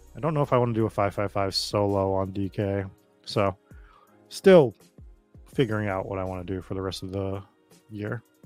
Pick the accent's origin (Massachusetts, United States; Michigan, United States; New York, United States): Massachusetts, United States; Boston; accent: Boston; my Boston accent